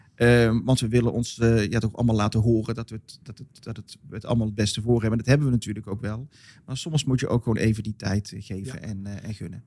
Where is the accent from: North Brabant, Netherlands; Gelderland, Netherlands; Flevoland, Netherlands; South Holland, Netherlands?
North Brabant, Netherlands; Molenschot; Vooral in Modeschot, waar ik vandaan kom